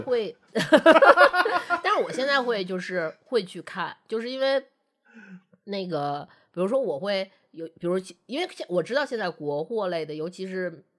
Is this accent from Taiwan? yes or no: no; Northeast China, China; 因为我们都是东北人